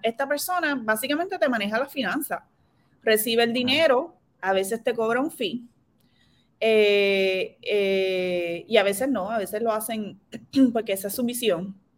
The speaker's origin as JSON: {"language": "Spanish", "town": "San Lorenzo", "country": "Puerto Rico", "moved": "as an adult", "said": "yo soy de San Lorenzo"}